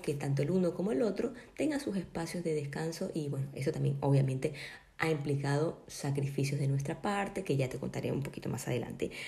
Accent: Colombia; now in Ecuador; yo por ejemplo vivo acá en Ecuador, yo soy de Colombia, no tengo a mi familia

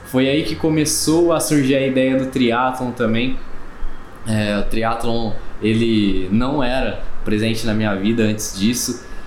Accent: Cravinhos, São Paulo, Brazil; Eu sou natural de, de Cravinhos

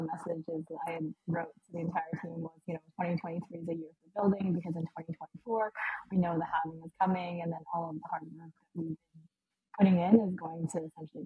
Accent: Vancouver, British Columbia, Canada; moved away as an adult; now in Lisbon, Portugal; I grew up in Vancouver. I live in Lisbon now

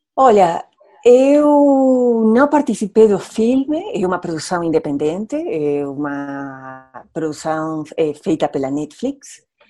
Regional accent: Argentina; Portuguese is a second language; now in Rio de Janeiro, Brazil; eu sou argentina

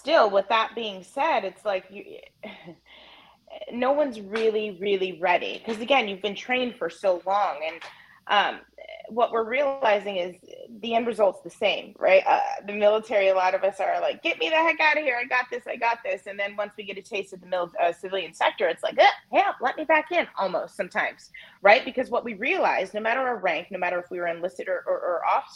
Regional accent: Napa Valley, California, United States; moved away as an adult; also born or lived in Albany, New York / upstate New York; I grew up in Napa Valley, California

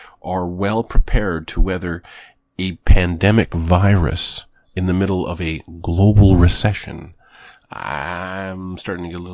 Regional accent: Canada; I'm Canadian. I'm Canadian.

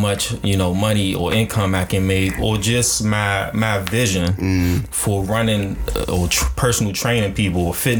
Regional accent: United States; black kids growing up in America

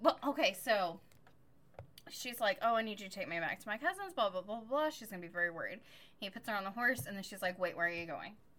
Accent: United States; I am an American

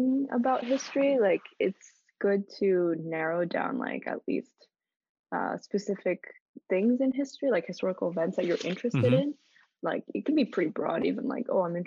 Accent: United States

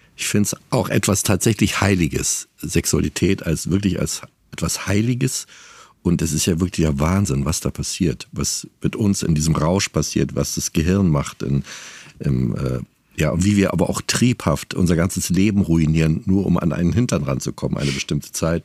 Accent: East Germany, Germany; Ich komme aus dem Osten

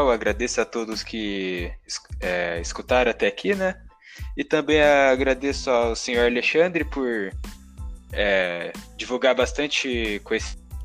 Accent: Paraná, Brazil; eu nunca saí do Paraná

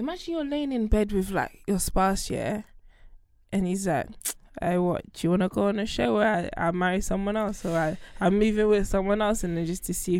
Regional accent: New York, United States; You don't know I'm American? I'm from New York, the Bronx.

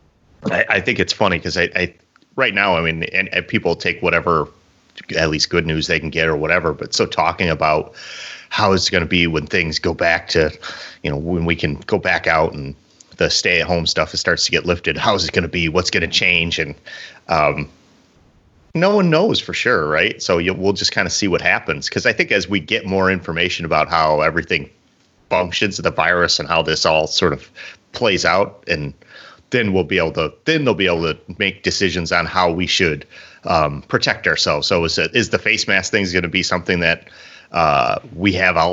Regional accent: Illinois, United States; I'm from Illinois. I'm corn fed

